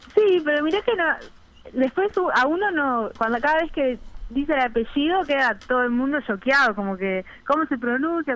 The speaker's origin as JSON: {"language": "Spanish", "town": "Piriápolis", "region": "Maldonado", "country": "Uruguay", "tie": "born or raised there", "moved": "as an adult", "lives_now": "Montevideo, Uruguay", "said": "soy de Piriápolis"}